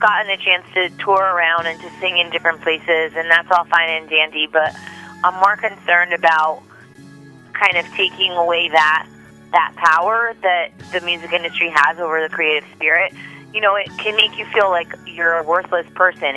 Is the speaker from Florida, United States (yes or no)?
no; New Jersey, United States; I grew up in New Jersey